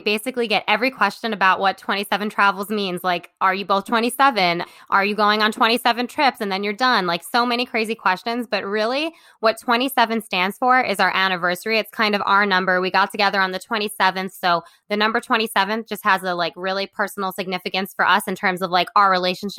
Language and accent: English; Brooklyn, New York, United States; I'm a photographer from Brooklyn, and that's kind of my background. I went to art school, and I always traveled with my family. My family's from Curacao, and my grandmother still lives there